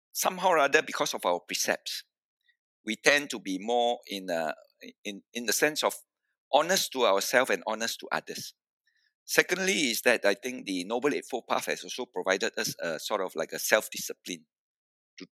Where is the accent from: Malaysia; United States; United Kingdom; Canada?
Malaysia; Malacca; I was from Malacca.